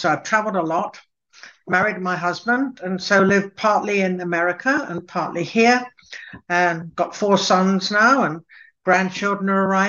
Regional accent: Cambridge, East of England, United Kingdom; born there; Well, I was born in Cambridge, and both my parents were Scottish from the Lowlands. And we moved around quite a lot. So I was educated in England

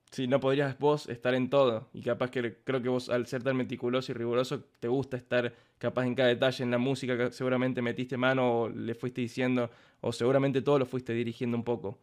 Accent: Córdoba, Argentina; yo soy de Córdoba

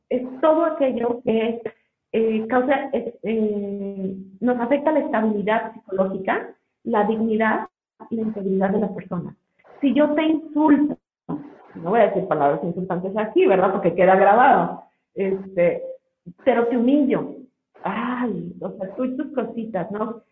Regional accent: Mexico; como mexicanos

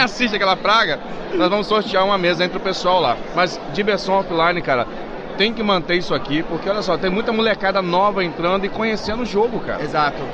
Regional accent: Nova Friburgo, Rio de Janeiro, Brazil; somos de Nova Friburgo.

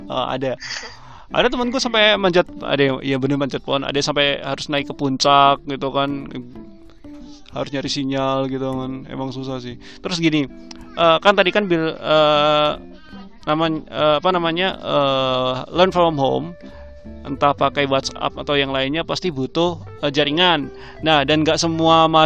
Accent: Surakarta, Central Java, Indonesia; kalau di daerahku daerahku kan Solo ya kadang-kadang sinyal kadang-kadang putus gitu loh

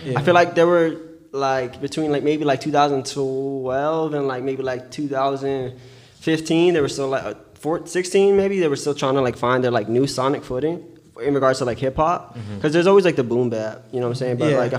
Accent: New York, United States; I don't think I sound like I'm from New York, but I go out of state and everybody apparently knows.

